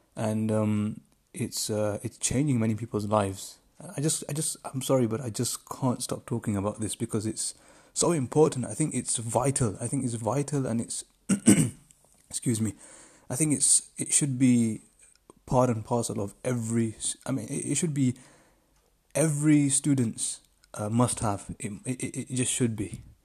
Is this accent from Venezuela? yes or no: no; United Kingdom; I'm from the United Kingdom